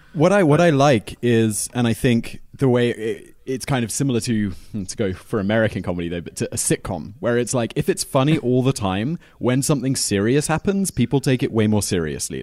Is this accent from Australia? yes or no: no; United Kingdom; as a British person